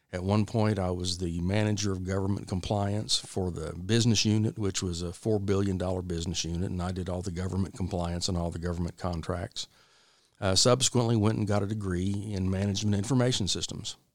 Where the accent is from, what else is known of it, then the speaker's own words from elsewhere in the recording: Oklahoma City, Oklahoma, United States; born there; I was born in Oklahoma City. Of course, I got to Texas as soon as I could.